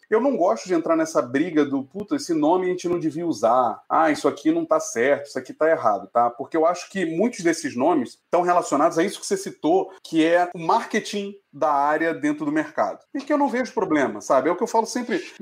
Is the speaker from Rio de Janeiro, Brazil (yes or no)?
yes; Rio de Janeiro, Brazil; Sou carioca, então, Clécio eu vou lá para Fela Hype Nike Ipanema e vender minha arte.